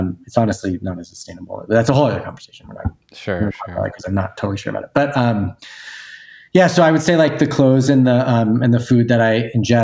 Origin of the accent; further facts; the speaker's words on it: Newton, Massachusetts, United States; moved away as an adult; my hometown, Newton, Massachusetts